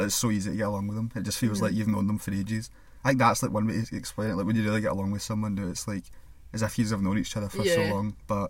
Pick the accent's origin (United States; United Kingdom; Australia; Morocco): United Kingdom; Scotland; I'm Scottish.